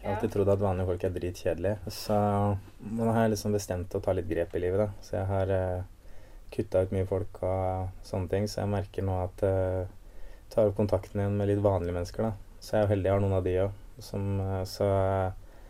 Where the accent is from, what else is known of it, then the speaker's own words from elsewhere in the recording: Askim, Østfold, Norway; Jeg vokste opp i Askim